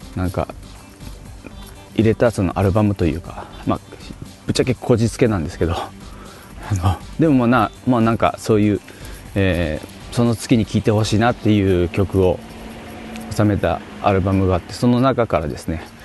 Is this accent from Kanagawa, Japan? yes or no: no; Fukuoka, Japan; now in Tokyo, Japan; 僕福岡出身なんですけど東京に来てから